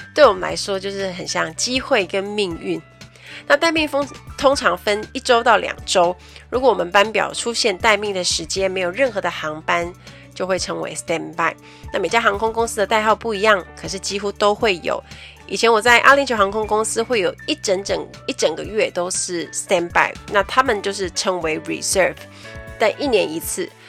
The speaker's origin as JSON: {"language": "Chinese", "region": "Kaohsiung", "country": "Taiwan", "said": "我是高雄人"}